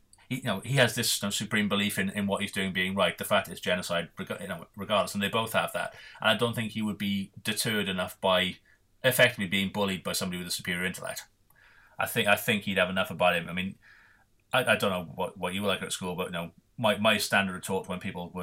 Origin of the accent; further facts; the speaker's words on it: Welsh, Wales, United Kingdom; we are Welsh